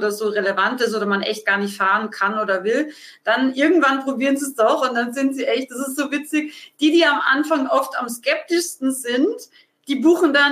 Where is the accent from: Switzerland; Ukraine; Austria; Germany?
Austria; ich habe als Österreicherin immer gedacht, jetzt gehe ich nach München